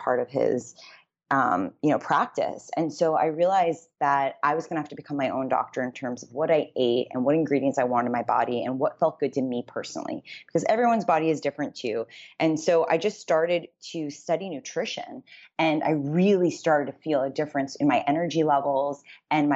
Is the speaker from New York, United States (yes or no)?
yes; New York City, New York, United States; moved away as an adult; also born or lived in Los Angeles, California; I grew up in New York City